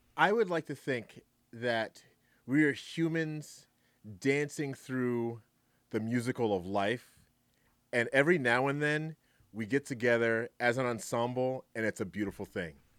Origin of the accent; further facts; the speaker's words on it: New York City, New York, United States; also born or lived in Greensboro, North Carolina; now in Wisconsin, United States; I was born in Brooklyn, New York. Um, lived in Greensboro, North Carolina for a long time.